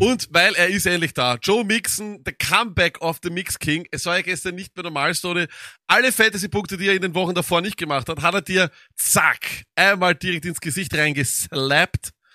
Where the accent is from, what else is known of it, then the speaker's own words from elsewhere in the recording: Austria; bei uns in Österreich